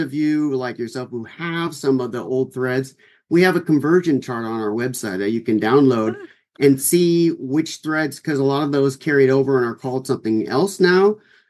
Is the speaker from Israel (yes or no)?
no; Orange County, California, United States; also born or lived in Los Angeles, California; I was born in LA, which is about 45 minutes also from here. But I was raised in Orange County. So I spent my entire life, I'm native Californian, Southern California